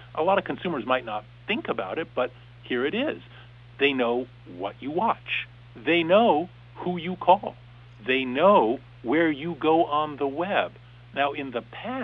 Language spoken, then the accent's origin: English; Southern California, United States; also born or lived in San Francisco / Sydney / Bangkok; I grew up in Southern California